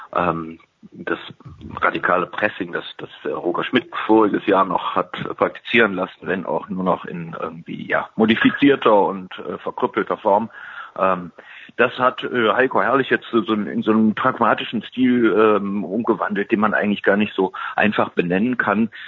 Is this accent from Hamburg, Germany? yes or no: no; Cologne, North Rhine-Westphalia, Germany; Ich komme aus Köln, ich bin in Köln geboren, Kölner